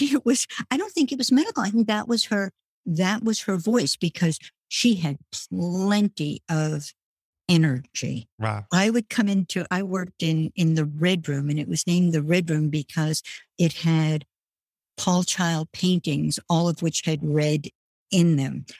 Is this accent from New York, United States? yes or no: yes; New York City, New York, United States; also born or lived in France; I grew up in Brooklyn